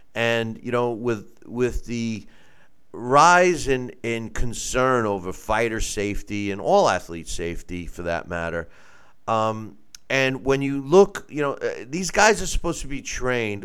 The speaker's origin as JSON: {"language": "English", "region": "New York", "country": "United States", "said": "New York is my home state, and I was a licensed promoter there"}